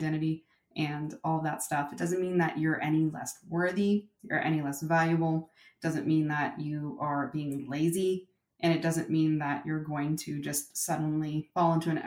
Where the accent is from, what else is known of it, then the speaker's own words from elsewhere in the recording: Silicon Valley, California, United States; I was born and raised in Silicon Valley